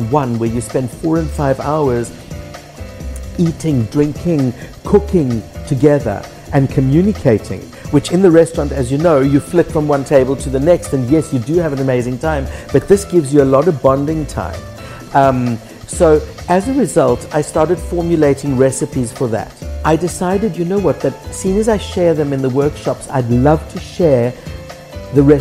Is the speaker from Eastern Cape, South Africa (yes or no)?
no; Krugersdorp, Gauteng, South Africa; moved away as an adult; now in Cyprus; the tiny little mining town that I grew up in Krugersdorp